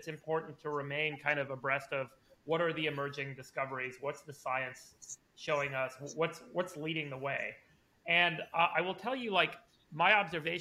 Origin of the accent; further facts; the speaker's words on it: Los Angeles, California, United States; also born or lived in South Africa / Berkeley, California; I moved to LA when I was a kid. I was 6 years old. My parents immigrated to try and make it in Hollywood. They're documentary filmmakers. So I grew up mostly